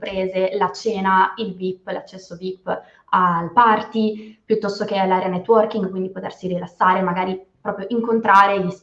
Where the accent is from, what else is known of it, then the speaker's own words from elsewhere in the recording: Turin, Piedmont, Italy; Io Torino